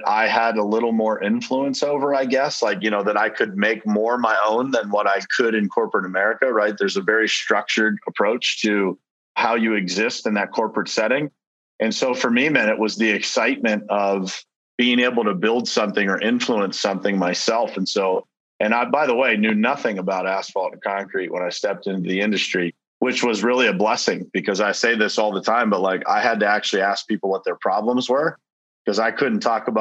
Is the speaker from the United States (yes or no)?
yes; Pittsburgh, Pennsylvania, United States; moved away as an adult; now in South Florida, United States; I relocated from my hometown of Pittsburgh, Pennsylvania, down to South Florida